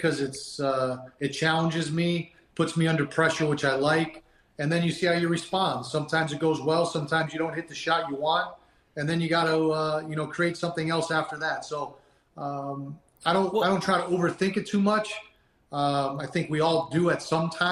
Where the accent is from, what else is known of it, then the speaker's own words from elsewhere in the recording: Massachusetts, United States; I grew up in Massachusetts